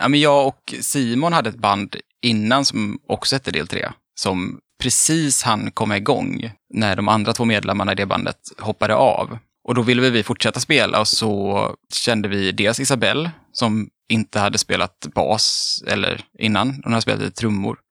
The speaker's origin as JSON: {"language": "Swedish", "town": "Mölndal", "region": "Västra Götaland", "country": "Sweden", "said": "jag är från Mölndal, det är också typ Göteborg."}